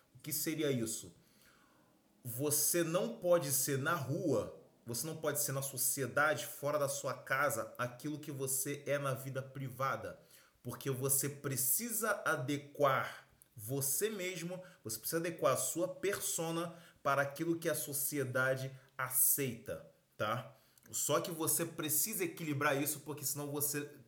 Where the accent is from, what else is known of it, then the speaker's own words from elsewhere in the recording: Brazil; também sou brasileiro